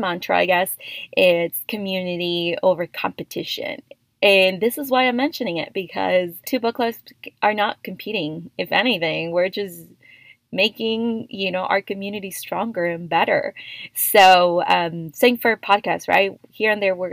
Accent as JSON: {"language": "English", "region": "Oaxaca", "country": "Mexico", "tie": "born or raised there", "also_born_or_lived": "Texas", "moved": "as an adult", "said": "I grew up in Oaxaca, Mexico, of course, Mexicana at heart, moved to Texas around the age of 18"}